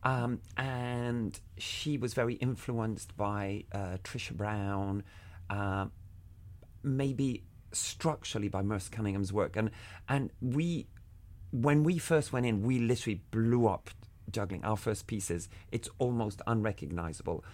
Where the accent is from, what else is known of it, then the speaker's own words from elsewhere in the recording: Havana, Cuba; When I was a kid, I grew up in Havana